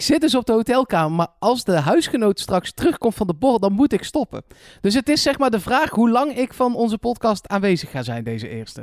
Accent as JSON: {"language": "Dutch", "town": "Eindhoven", "region": "North Brabant", "country": "Netherlands", "said": "Ja, ik kom uit Eindhoven"}